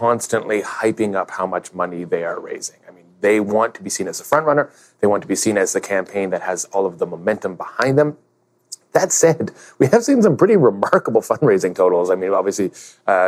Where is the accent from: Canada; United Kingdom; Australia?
Canada; as a Canadian